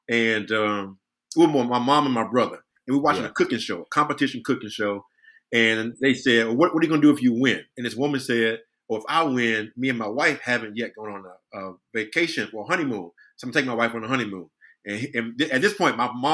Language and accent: English; Brunswick, Georgia, United States; born or raised there; moved away